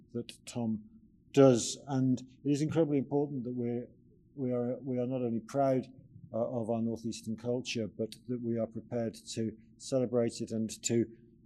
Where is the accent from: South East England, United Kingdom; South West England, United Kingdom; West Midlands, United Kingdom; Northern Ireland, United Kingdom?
South West England, United Kingdom; South Devon; moved away; When I was brought up in South Devon